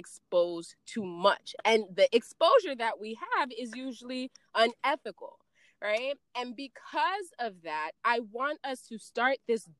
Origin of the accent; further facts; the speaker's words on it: Jamaica; moved away; we come from Jamaica